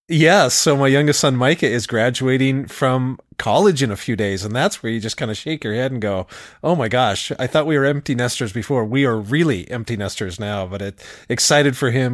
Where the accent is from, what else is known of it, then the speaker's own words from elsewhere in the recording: Seattle, Washington, United States; moved away as an adult; a Seattle, Seattle guy who no longer lives in Seattle